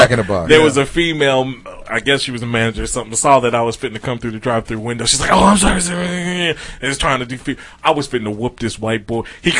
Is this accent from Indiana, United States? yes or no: no; Kansas, United States; I'm a nigga from Kansas. We landlocked.